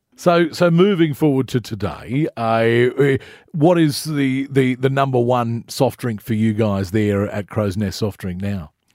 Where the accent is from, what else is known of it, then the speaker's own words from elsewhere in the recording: New South Wales, Australia; moved away as an adult; now in Queensland, Australia; I grew up in, in New South Wales